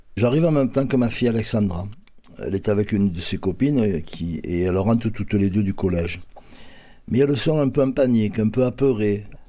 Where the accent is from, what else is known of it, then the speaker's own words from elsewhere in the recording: Marseille, Provence-Alpes-Côte d'Azur, France; Je suis un Marseillais pur pure souche. Je suis né dans le quartier de la Capelette en 1951